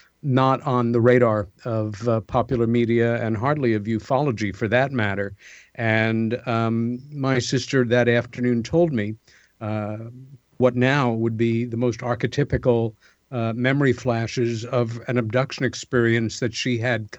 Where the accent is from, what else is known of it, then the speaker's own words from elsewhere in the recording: Long Island, New York, United States; the home that we grew up in on Long Island, about 30 miles east of Manhattan.